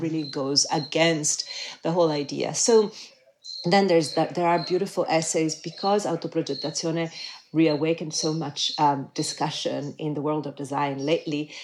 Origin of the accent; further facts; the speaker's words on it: Milan, Lombardy, Italy; moved away; I grew up in Milan in the I was a child in the 1970s